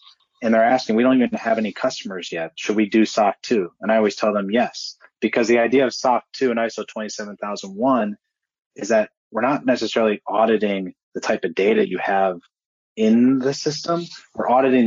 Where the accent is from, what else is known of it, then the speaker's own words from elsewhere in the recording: Cleveland, Ohio, United States; I'm also from Cleveland